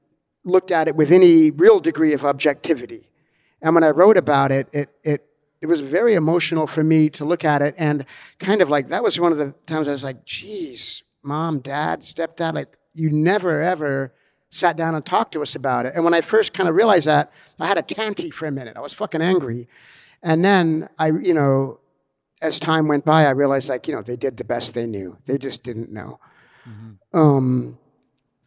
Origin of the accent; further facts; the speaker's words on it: Los Angeles, California, United States; also born or lived in Australia / New York; growing up in Hollywood as a little kid